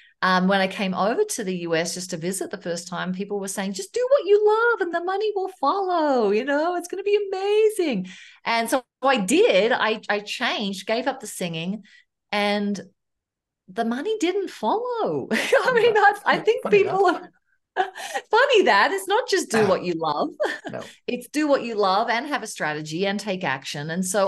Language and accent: English; Melbourne, Victoria, Australia; moved away as an adult; now in Loveland, United States; I was from Australia. I'm a Melbourne girl, Melbourne, Australia. I live in Loveland, Colorado right now. I came over in 2002